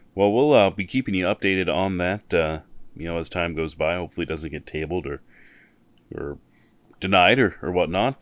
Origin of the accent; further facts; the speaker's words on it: Missoula, Montana, United States; I'm from Missoula and I've lived in other places in Montana